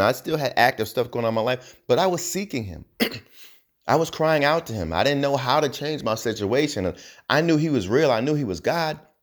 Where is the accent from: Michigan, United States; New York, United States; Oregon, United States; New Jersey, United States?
New Jersey, United States; I'm from New Jersey